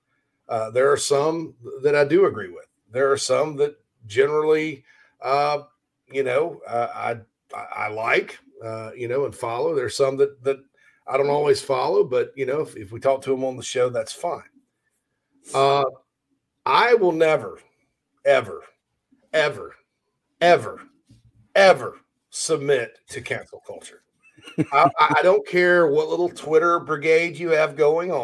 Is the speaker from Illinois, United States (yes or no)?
no; Spartanburg, South Carolina, United States; My hometown of Spartanburg.